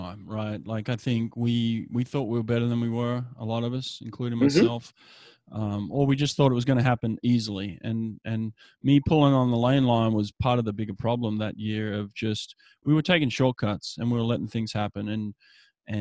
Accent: Sydney, New South Wales, Australia; moved away; also born or lived in Auburn, Alabama; I'm from Australia, Sydney, Australia

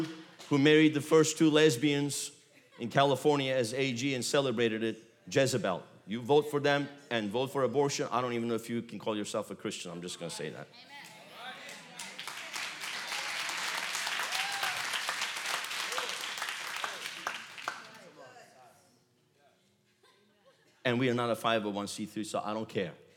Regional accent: Galatia, Central Anatolia, Turkey; moved away; I was born in Galatia. My wife was born in Galatia. It's the central part of Turkey

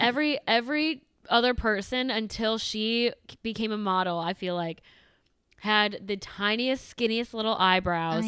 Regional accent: suburb of Chicago, Illinois, United States; moved away as an adult; also born or lived in Iowa; I grew up in a suburb of Chicago

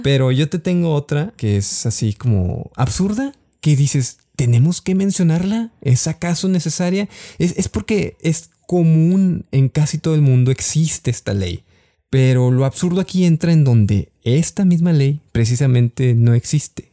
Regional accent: Mexico; como mexicanos

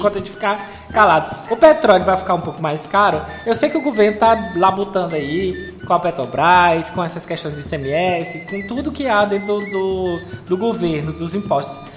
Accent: Piauí, Brazil; Eu sou do Piauí

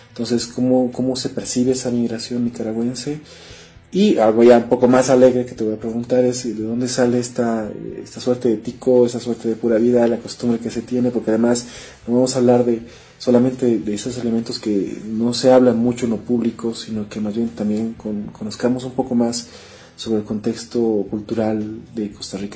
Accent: Bolivia; nosotros como bolivianos

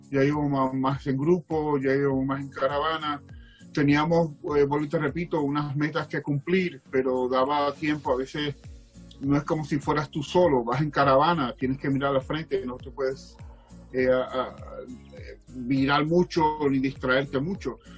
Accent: Dominican Republic; Yo vengo de la República Dominicana, me crié en la República Dominicana, donde allí hay 80 grados

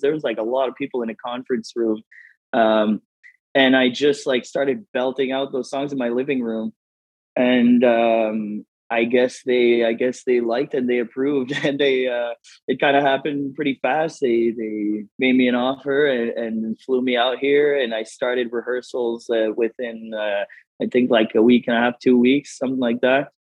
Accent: Moncton, New Brunswick, Canada; moved away as an adult; also born or lived in Los Angeles; now in Las Vegas, United States; I'm from uh, Moncton, New Brunswick, uh, Canada

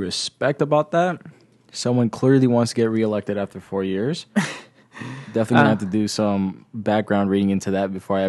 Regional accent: United States; But I am biased because I am American, so I would have preferred to keep the money.

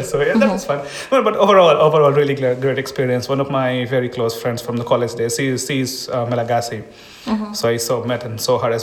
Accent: India; moved away as an adult; now in Estonia; I'm from India

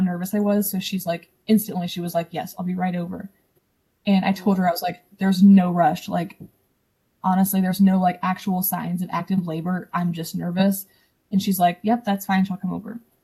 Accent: Ohio, United States; I'm from Ohio. I don't think I said that before. A small town in Ohio, um, Amish country.

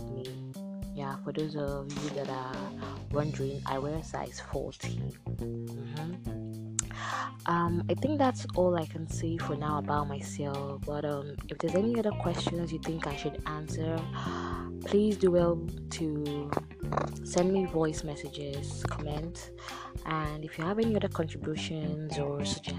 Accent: Abia, Nigeria; now in Port Harcourt, Nigeria; I'm from Abia State, I'm Igbo by tribe

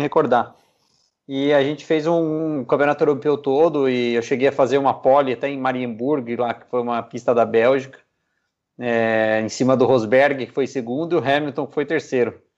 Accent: Piedade, São Paulo, Brazil; Eu sou de Piedade, né? A cidade que fica a 100 quilômetros de São Paulo.

